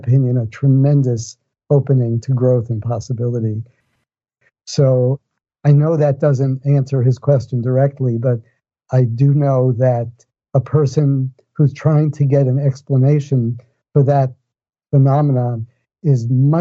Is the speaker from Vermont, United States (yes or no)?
no; New York City, New York, United States; I grew up in New York City, and I grew up in the Bronx